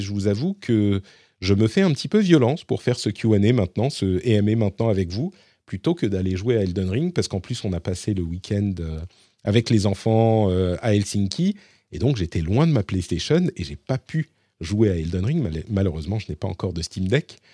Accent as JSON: {"language": "French", "town": "Paris", "region": "Île-de-France", "country": "France", "said": "je suis parisien"}